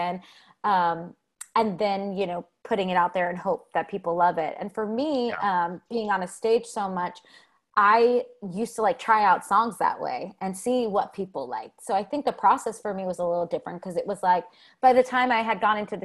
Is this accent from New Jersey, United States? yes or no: yes; New Jersey, United States; also born or lived in New York City; living in New York City or growing up in New Jersey